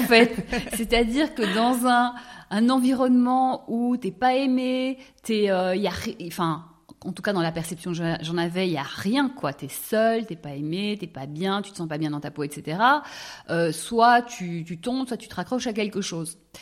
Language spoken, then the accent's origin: French; Brussels, Brussels-Capital Region, Belgium; j'ai grandi à Bruxelles